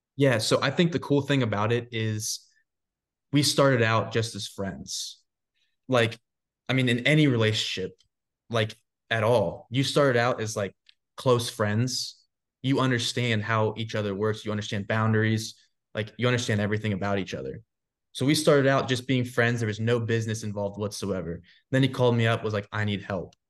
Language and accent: English; Florida, United States; also born or lived in Georgia; now in Nashville, United States; I grew up in Florida